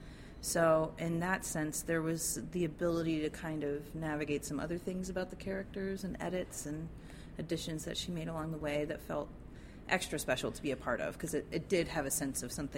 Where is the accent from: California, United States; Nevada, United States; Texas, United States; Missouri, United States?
Texas, United States; I grew up in the Texas education system and got Texas history in elementary school, middle school, and high school.